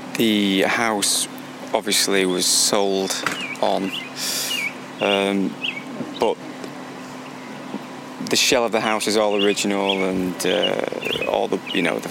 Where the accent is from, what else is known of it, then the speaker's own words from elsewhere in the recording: Glossop, East Midlands, United Kingdom; It's Greater Manchester. It's a place called Glossop.